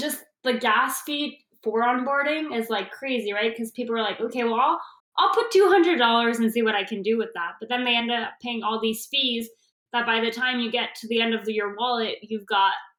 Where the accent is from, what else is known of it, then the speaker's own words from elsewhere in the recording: Canada; I'm Canadian